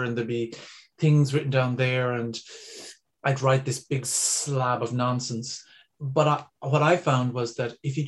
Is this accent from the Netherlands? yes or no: no; Ireland; we as Irish people